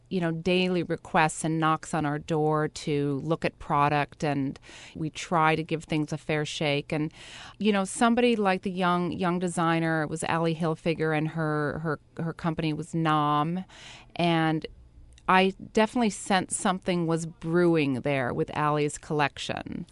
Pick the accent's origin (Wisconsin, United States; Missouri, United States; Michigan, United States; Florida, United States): Wisconsin, United States; Brookfield; now in New York, United States; I was in a, a small town called Brookfield. and I grew up very, you know, really in the outdoors